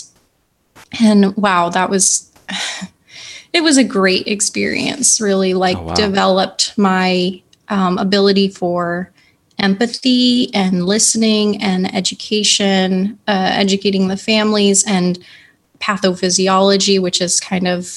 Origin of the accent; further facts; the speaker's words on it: San Diego, California, United States; I live in California. We grew up together in San Diego